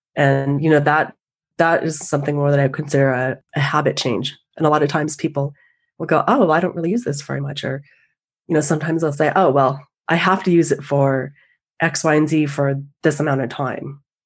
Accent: the Northwest, Pacific Northwest, United States; I grew up in the Northwest skiing

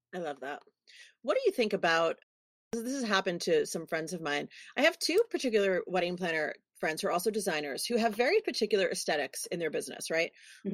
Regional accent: New York City, New York, United States; I'm a girl from New York City

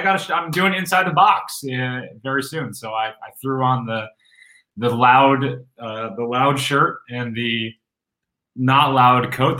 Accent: Rochester, New York, United States; I was at a pumpkin patch in upstate New York. I grew up in Rochester, New York.

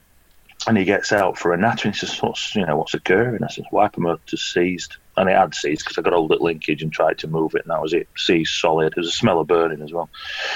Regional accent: Yorkshire and the Humber, United Kingdom; I'm from Yorkshire, you know, we know what rain is

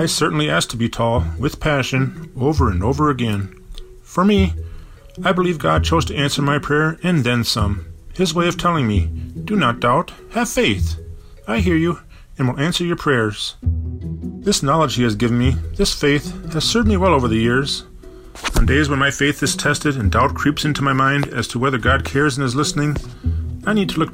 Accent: Bloomington, Minnesota, United States; born or raised there

